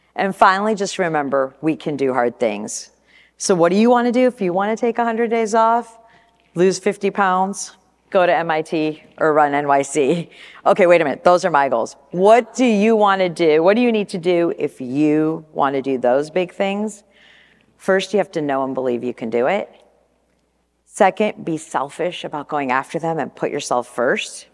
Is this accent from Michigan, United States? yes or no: yes; Flint, Michigan, United States; moved away as an adult; also born or lived in California; now in Portland, United States; growing up in Michigan, going to school in Flint, and flying off to California when I was twenty years old